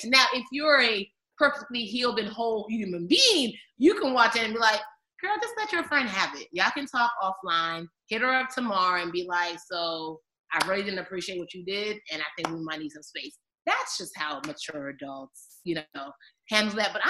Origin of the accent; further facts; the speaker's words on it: Nigeria; I'm a Nigerian. There's a baby on my back and a pail of water on my head right now.